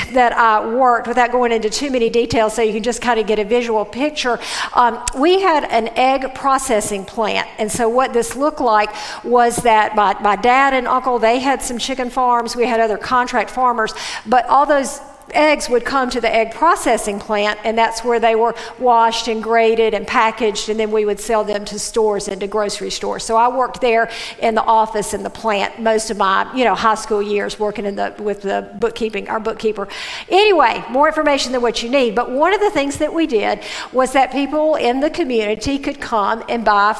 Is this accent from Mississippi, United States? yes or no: yes; Mississippi, United States; I grew up in Mississippi